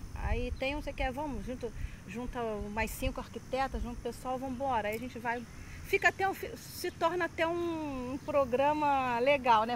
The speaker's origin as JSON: {"language": "Portuguese", "region": "Rio de Janeiro", "country": "Brazil", "tie": "born or raised there", "moved": "yes", "lives_now": "Rio das Ostras, Brazil", "said": "Eu sou carioca, minha infância toda foi no Rio de Janeiro, em vila"}